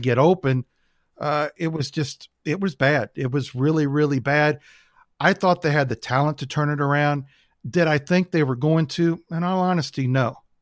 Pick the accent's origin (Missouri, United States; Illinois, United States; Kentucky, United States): Missouri, United States; St. Louis; also born or lived in California; moved out to Saint Louis when I was six.